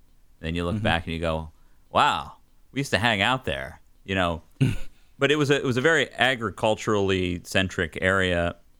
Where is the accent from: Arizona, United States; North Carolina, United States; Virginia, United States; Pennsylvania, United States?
Pennsylvania, United States; north of Johnstown, Western; moved away; also born or lived in Smyrna, Tennessee; I grew up in Western Pennsylvania, small town up in the coal mining hills north of Johnstown. And so Cambria County was my county.